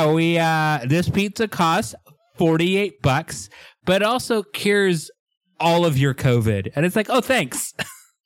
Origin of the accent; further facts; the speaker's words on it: Seattle, Washington, United States; I am from Seattle